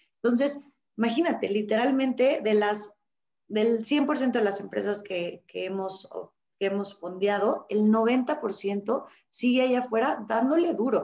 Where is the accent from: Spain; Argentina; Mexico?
Mexico; los mexicanos somos abiertos, somos flexibles